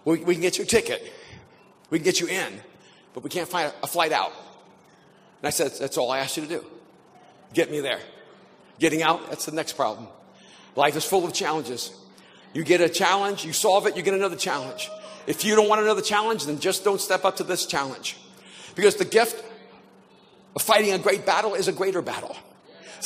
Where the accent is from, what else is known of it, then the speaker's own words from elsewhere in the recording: El Salvador; now in Los Angeles, United States; I'm an immigrant from El Salvador to the United States